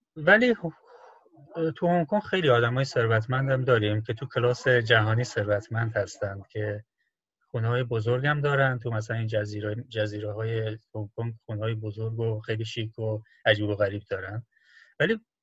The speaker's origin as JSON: {"language": "Persian", "country": "Iran", "also_born_or_lived": "China", "moved": "yes", "lives_now": "Hong Kong", "said": "جواب میدی که ایرانی هستم"}